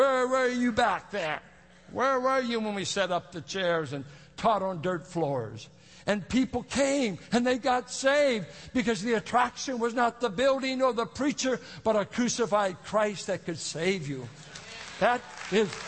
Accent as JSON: {"language": "English", "town": "Richmond", "region": "Virginia", "country": "United States", "tie": "born or raised there", "said": "When you grow up in the projects, you learn how to cuss, fight, and steal. That's how I grew up in South Richmond"}